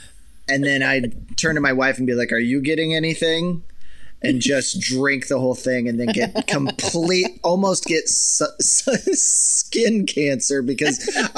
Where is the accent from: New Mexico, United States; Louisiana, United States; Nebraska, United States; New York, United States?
Nebraska, United States; moved away; in my home state of Nebraska